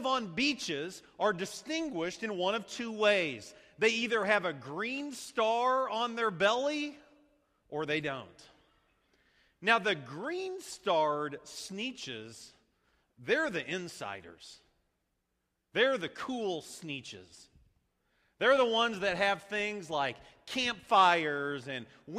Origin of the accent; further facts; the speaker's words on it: Champaign, Illinois, United States; Growing up in Champaign